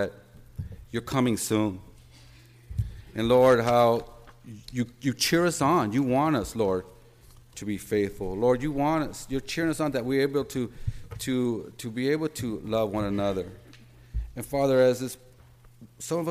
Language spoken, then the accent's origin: English; United States; I'm a Christian before I'm a Mexican American.